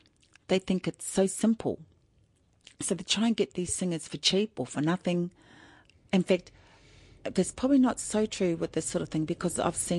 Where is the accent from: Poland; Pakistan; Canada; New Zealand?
New Zealand; now in Australia; I'm Māori from New Zealand.